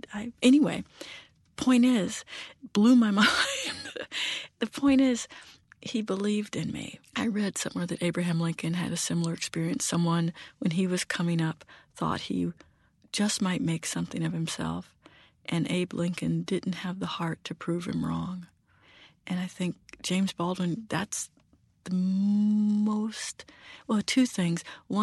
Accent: Germany; Again, growing up in Germany, learning German, being fluent in German, big fan of Bertolt Brecht.

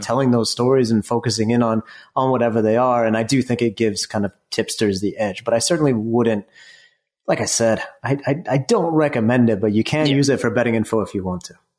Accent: United States; I, I am American. I'm from the U.S

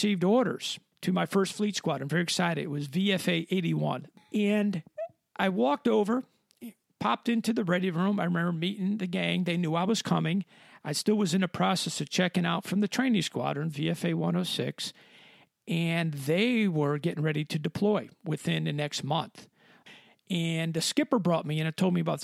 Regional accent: Stratford, Connecticut, United States; also born or lived in Bridgeport, Connecticut; originally I'm from Connecticut. I was born in Bridgeport and grew up in Stratford, Connecticut

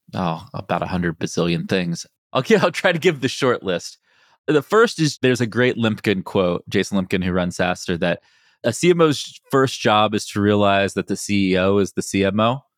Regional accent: West Virginia, United States; moved away; I grew up in West Virginia

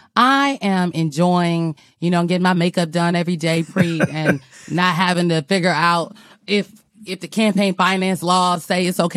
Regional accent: Omaha, Nebraska, United States; I'm from North Omaha, Nebraska, District 2. Shout out to District 2.

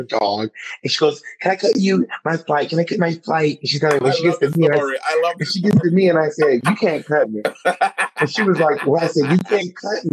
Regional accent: Atlanta, Georgia, United States; moved away; I'm from Atlanta

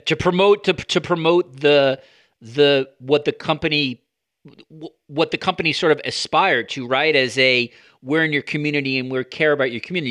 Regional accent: United States; As an American

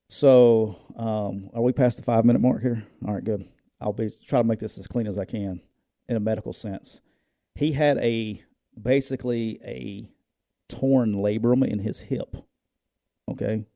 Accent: Northeast Alabama, United States; I grew up in Northeast Alabama.

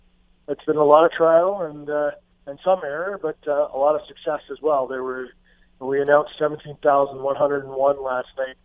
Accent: Peterborough, Ontario, Canada; moved away as an adult; also born or lived in Winnipeg, Manitoba; now in Las Vegas, United States; I'm born and raised in Peterborough, Ontario, and was in Winnipeg for the last 18 years. I moved here in June

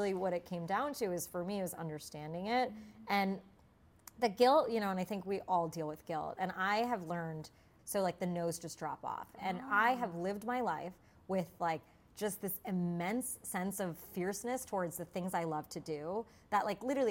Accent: United States; being Indian and American. And I grew up in a town where there wasn't any other Indian people

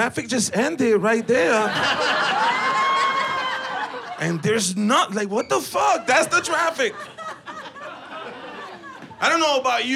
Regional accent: New York City, New York, United States; moved away as an adult; now in Los Angeles, United States; I'm from New York City. I just moved out here.

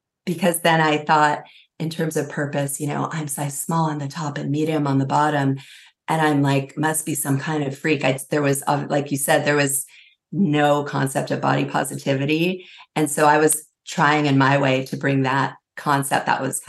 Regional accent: California, United States; I grew up in California. That's kind of my, my pedigree.

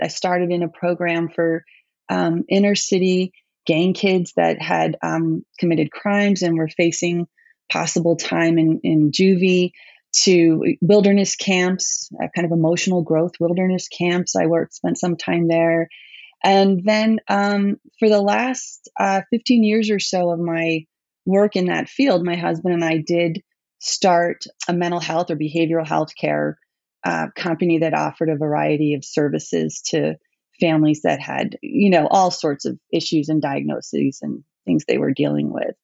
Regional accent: New York City, New York, United States; also born or lived in Bronx, New York; I was born in the Bronx, but we moved to Manhattan when I was pretty young

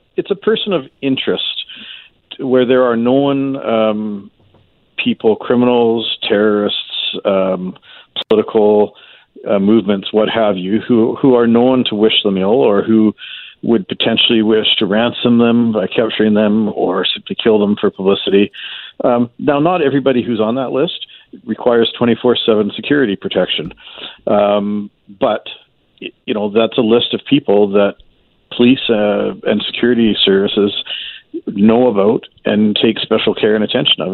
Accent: Canada; as a Canadian taxpayer

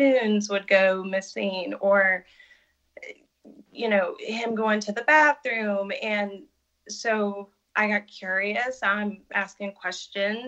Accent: West Virginia, United States; moved away as an adult; also born or lived in Birmingham; now in Pittsburgh, United States; then we move back to our hometown. I'm from West Virginia

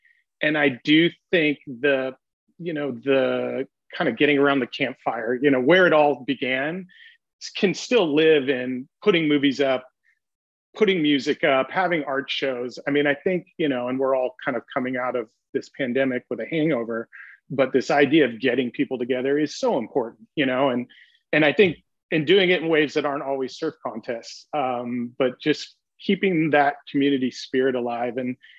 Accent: Pasadena, California, United States; I grew up in Southern California, and I actually grew up in Pasadena, which as a kid I was embarrassed to share with surfers.

